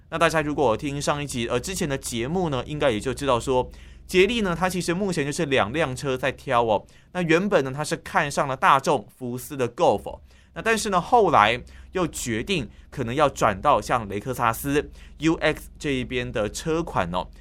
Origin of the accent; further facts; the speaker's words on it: Tainan, Taiwan; moved away as an adult; now in Taipei, Taiwan; 就连我在台北工作，但是我的老家在台南